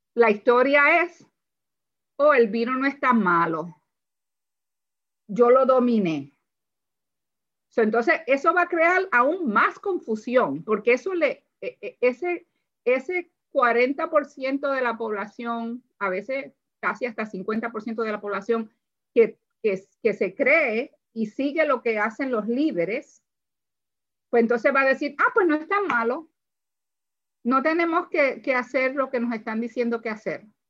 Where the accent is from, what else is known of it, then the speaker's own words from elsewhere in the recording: Puerto Rico; moved away as an adult; now in Howard County, Maryland, United States; yo soy de Puerto Rico